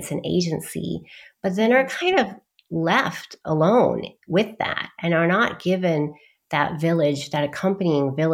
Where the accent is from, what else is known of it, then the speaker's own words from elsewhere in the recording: Dallas, Texas, United States; also born or lived in London; and then I was born in in Dallas, Texas